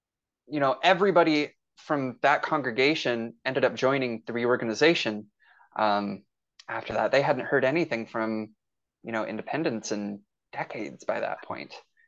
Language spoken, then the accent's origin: English; Boise, Idaho, United States; So I was raised here in Boise, Idaho, grew up LDS.